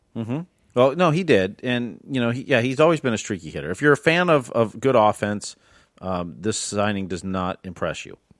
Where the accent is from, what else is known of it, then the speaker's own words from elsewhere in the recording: Midwest, United States; now in Florida, United States; I grew up in the Midwest